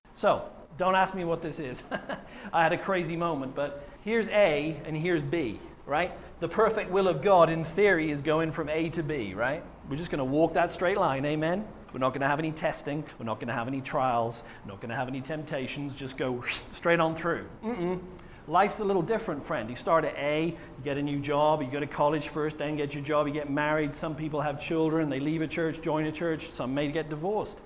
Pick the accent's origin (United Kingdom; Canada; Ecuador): United Kingdom; Wales; I was from Wales